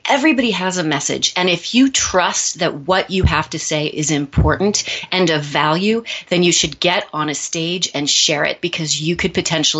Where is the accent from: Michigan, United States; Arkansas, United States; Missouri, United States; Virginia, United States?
Missouri, United States; now in New York City, United States; Well, I am from Missouri. I moved to New York City many years ago to pursue a career in the performing arts.